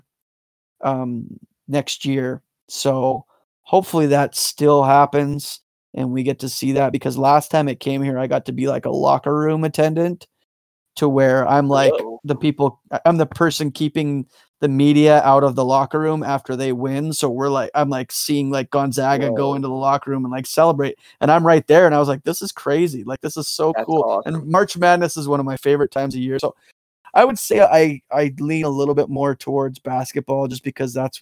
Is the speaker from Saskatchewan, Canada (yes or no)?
no; Calgary, Alberta, Canada; I grew up in Calgary